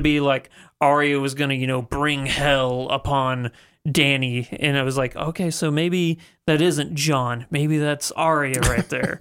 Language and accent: English; the Ozarks, United States; Half of the people I grew up with on the Ozarks